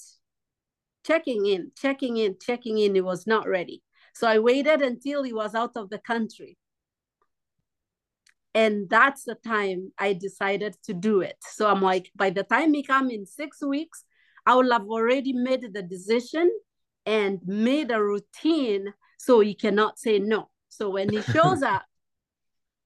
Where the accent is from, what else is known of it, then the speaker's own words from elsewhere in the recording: Kenya; moved away as an adult; now in United States; I'm from Kenya.